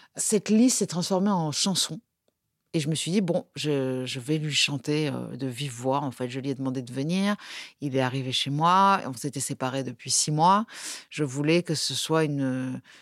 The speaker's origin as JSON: {"language": "French", "town": "Nice", "region": "Provence-Alpes-Côte d'Azur", "country": "France", "said": "on est niçois"}